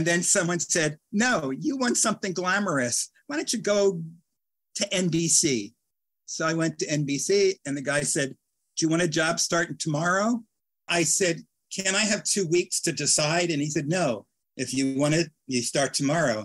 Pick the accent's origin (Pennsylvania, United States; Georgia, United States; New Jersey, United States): Pennsylvania, United States; Philadelphia; I'm from Philadelphia.